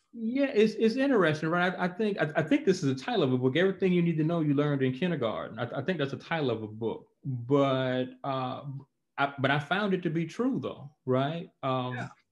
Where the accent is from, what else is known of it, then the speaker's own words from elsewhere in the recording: Montgomery, Alabama, United States; moved away as an adult; also born or lived in North Dakota / Honolulu, Hawaii / Columbus, Mississippi; now in Louisville, United States; I live in Louisville, Kentucky, uh, but I'm from Montgomery, Alabama. So, uh, Alabama is home